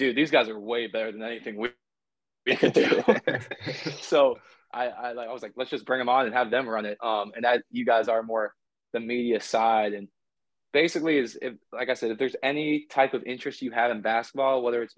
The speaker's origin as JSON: {"language": "English", "town": "Durham", "region": "North Carolina", "country": "United States", "tie": "born or raised there", "also_born_or_lived": "Winston-Salem, North Carolina / Fairfax, Virginia", "said": "I grew up in Durham."}